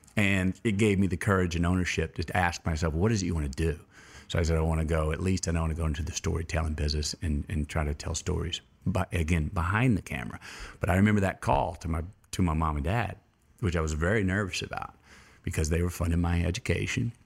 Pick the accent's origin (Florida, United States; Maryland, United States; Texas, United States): Texas, United States; Uvalde; I was born in Uvalde, Texas